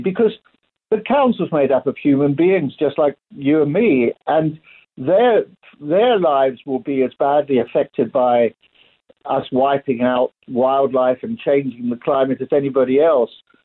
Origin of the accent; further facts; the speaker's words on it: South Africa; I am South African.